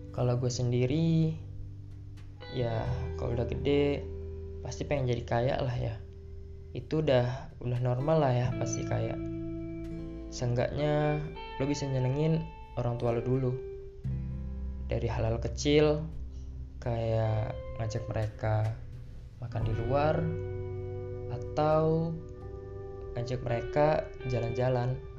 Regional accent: Bandar Lampung, Lampung, Indonesia; lahir di Bandar Lampung, 11 Maret 2003

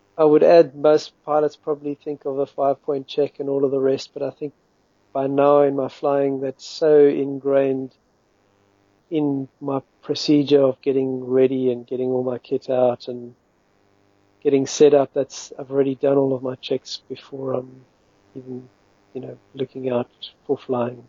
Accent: Western Cape, South Africa; moved away as an adult; now in United Kingdom; I'm from South Africa. I'm currently in the UK. I've been here for seven or eight years now grew up fl- flying in the mountains, the Western Cape Mountains around Cape Town

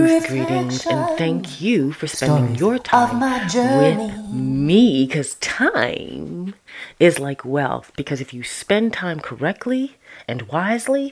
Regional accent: Toronto, Ontario, Canada; do I remember Sundays at Epworth in Toronto, Canada, and Scarborough

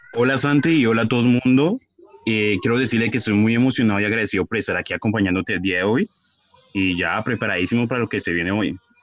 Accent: Puerto Tejada, Cauca, Colombia; yo soy de Puerto Teja

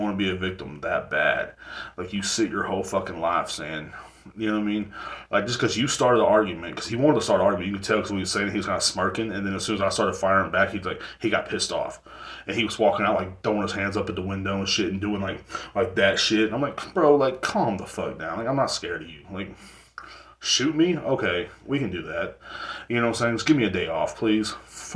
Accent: Texas, United States; The cops down here in Texas, like in my hometown, I come from a smaller town

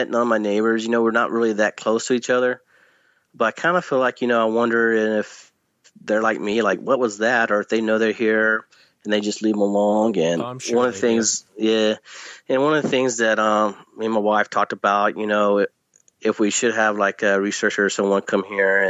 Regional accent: Northeast Louisiana, United States; now in East Texas, United States; I grew up in Northeast Louisiana in a rural area

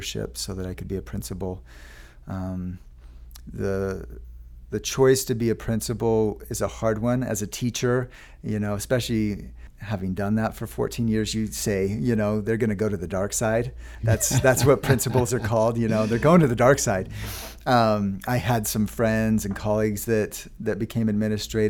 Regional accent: Lehi, Utah, United States; I grew up in Lehigh, Utah, attended Meadow Elementary School.

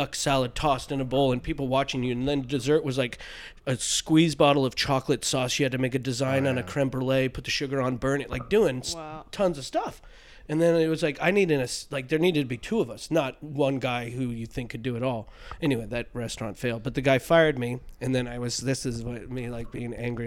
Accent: Mill Valley, California, United States; my hometown in Mill Valley, California, Northern California up there. Yeah, beautiful place. Great place to grow up.

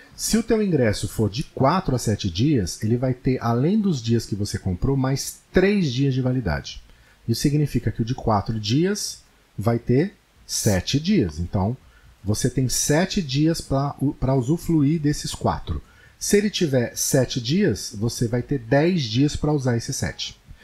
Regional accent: Paulista, São Paulo, Brazil; Em São Paulo, como eu sou paulista

